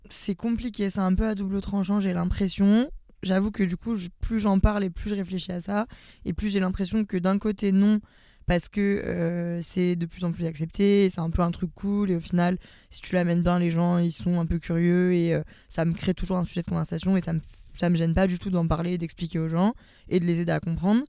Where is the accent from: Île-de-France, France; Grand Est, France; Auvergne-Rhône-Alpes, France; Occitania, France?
Auvergne-Rhône-Alpes, France; Lyon; j'ai 25 ans, je suis lyonnaise, c'est très important dans mon identité